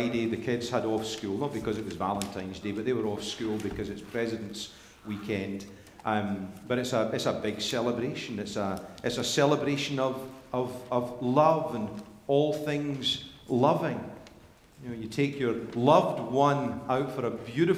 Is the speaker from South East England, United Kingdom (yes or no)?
no; Scotland, United Kingdom; moved away; growing up in Scotland